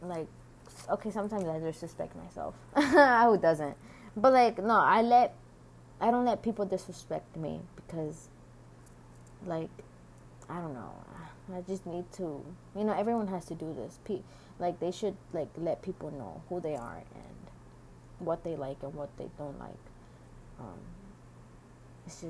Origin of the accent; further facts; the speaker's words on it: United States; I was born here in the United States